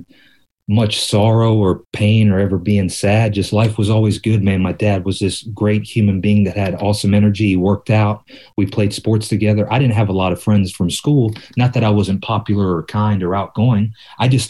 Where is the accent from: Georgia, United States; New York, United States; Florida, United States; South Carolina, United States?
South Carolina, United States; Myrtle Beach; now in Hermosa Beach, United States; I was born in Myrtle Beach, South Carolina